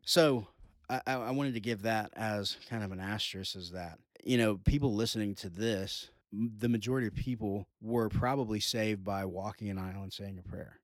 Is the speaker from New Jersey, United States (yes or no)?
no; Georgia, United States; the heart of our culture is growing up in the Southern Baptist churches, uh, specifically here in Georgia